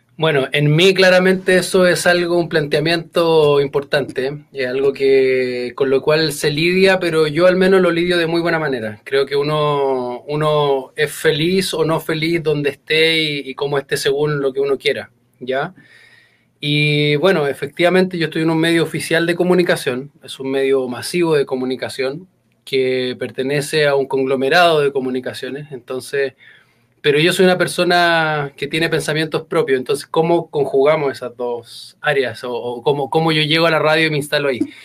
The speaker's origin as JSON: {"language": "Spanish", "country": "Chile", "said": "soy comunicador chileno, trabajo en radio, en una de las radios más sintonizadas de Chile"}